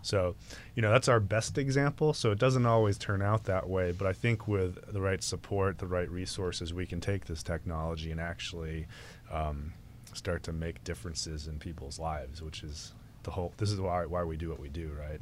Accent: New England, United States; moved away; growing up in New England

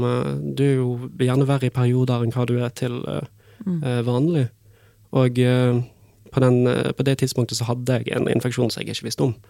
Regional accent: Bergen, Vestland, Norway; moved away as an adult; now in Fredrikstad, Norway; jeg er fra Bergen

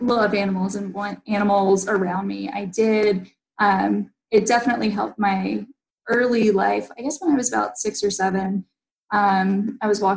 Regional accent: Newnan, Georgia, United States; I grew up in Noonan

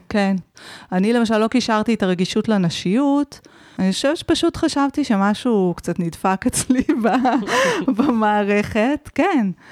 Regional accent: Israel; אני גם באה מקיבוץ

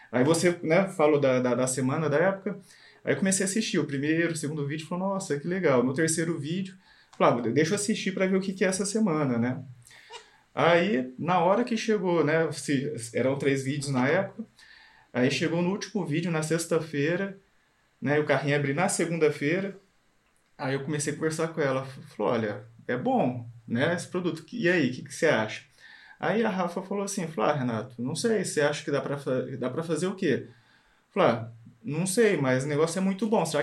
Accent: Bauru, São Paulo, Brazil; Nós somos de Bauru, interior de São Paulo.

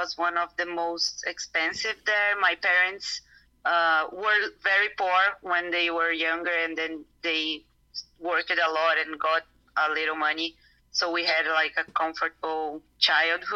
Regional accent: Santo André, São Paulo, Brazil; also born or lived in Japan; I grew up in a town near São Paulo. It's like 40 minutes from downtown São Paulo. It's called Santo André

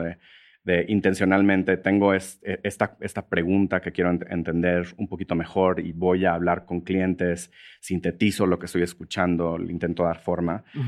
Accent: Monterrey, Nuevo León, Mexico; moved away as an adult; also born or lived in San Francisco, United States; now in Mexico City, Mexico; yo, crecí en Monterrey, que es una ciudad relativamente conservadora

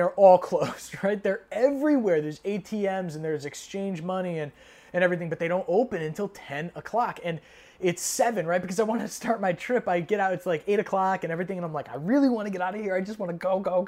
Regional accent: United States; as an American

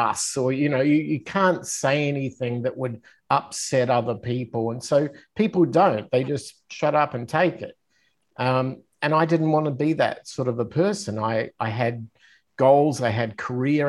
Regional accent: Australia; moved away as an adult; as an Australian

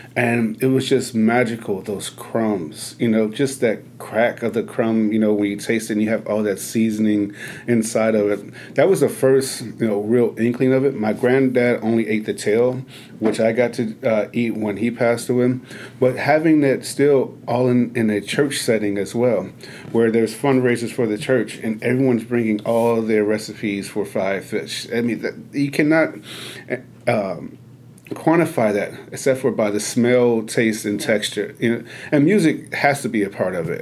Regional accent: Chicago, Illinois, United States; moved away; growing up in Chicago, where sugar and cornbread is is is a religion

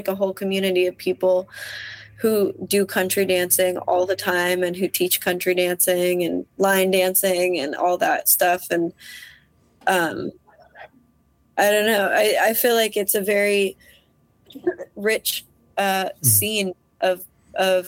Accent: Iowa, United States; moved away as an adult; also born or lived in Des Moines, Iowa; now in Minneapolis, United States; I was raised in Iowa

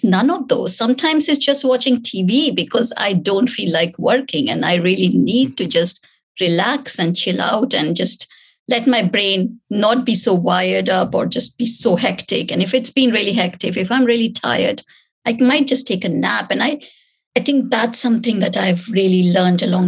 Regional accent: India; moved away; growing up in India

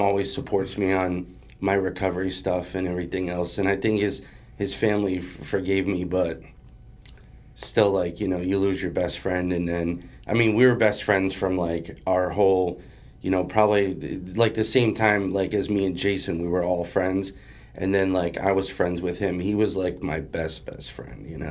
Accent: Springfield, Massachusetts, United States; also born or lived in Jacksonville, Florida / Agawam, Massachusetts / Chicopee, Massachusetts; I was born in Jacksonville, Florida, but we moved um, to Springfield, Mass, when I was. I think like I was like two or 3 mm-hmm. um, so I predominantly grew up in Springfield

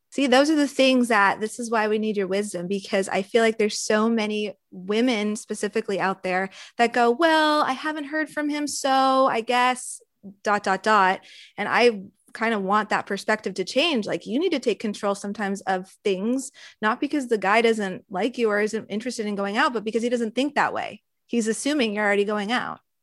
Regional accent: California, United States; we're all California based, born and raised in California

